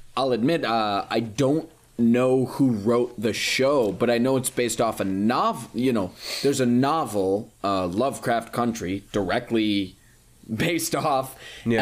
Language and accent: English; United States; I'm American